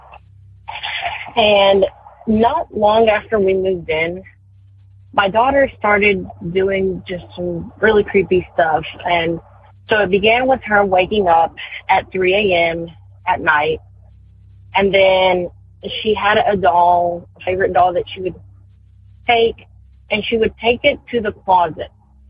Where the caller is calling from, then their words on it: North Carolina, United States; I am calling from North Carolina